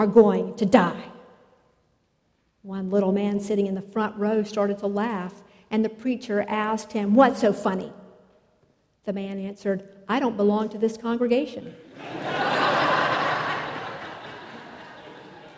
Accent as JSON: {"language": "English", "town": "Richmond", "region": "Virginia", "country": "United States", "tie": "born or raised there", "said": "When I was growing up in Richmond"}